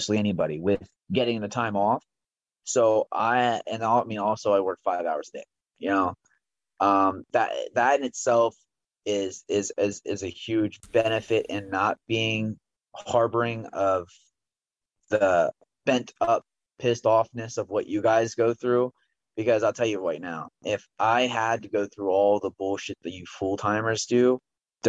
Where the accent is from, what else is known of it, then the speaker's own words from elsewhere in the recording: Hummelstown, Pennsylvania, United States; born and raised. I went to Lowerdorf in high school.